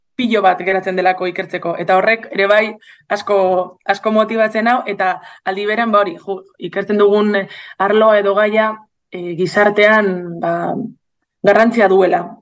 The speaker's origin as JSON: {"language": "Basque", "town": "Bilbao", "region": "Basque Country", "country": "Spain", "tie": "born or raised there", "said": "bilon jaio nintzen"}